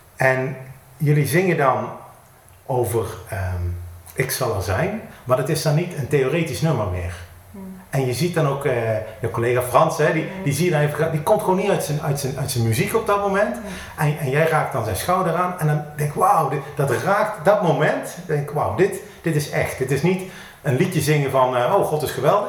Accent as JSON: {"language": "Dutch", "town": "Eindhoven", "region": "North Brabant", "country": "Netherlands", "tie": "born or raised there", "said": "Ik kom uit Eindhoven, geboren en getogen"}